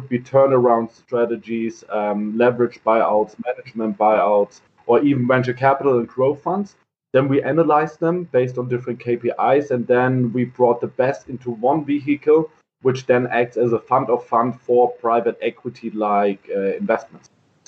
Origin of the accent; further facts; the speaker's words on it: Heidelberg, Baden-Württemberg, Germany; English is a second language; So I'm born and raised in Heidelberg.